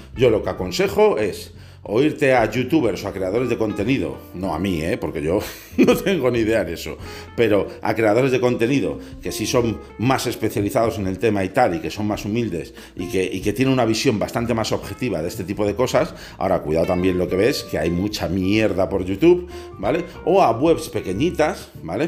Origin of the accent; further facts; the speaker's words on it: Spain; aquí en mi país